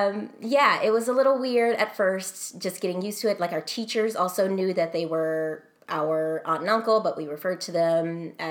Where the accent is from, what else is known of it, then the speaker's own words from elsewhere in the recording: Texas, United States; So, like I said, I came from Texas.